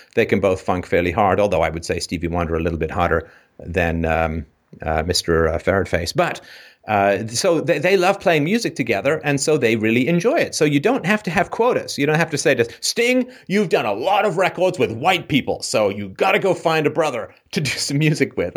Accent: England, United Kingdom; moved away; grew up in a somewhat, somewhat dicey neighborhood in England

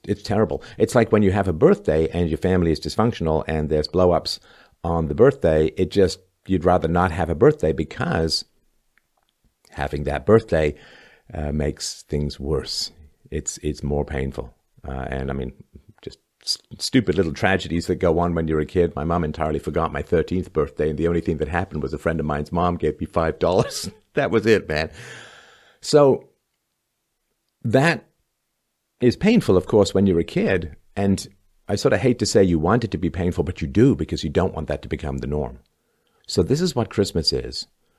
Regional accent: England, United Kingdom; now in Canada; And when I first came to Canada in 1977, I came from England, where I'd seen little light frosting dustings of snow

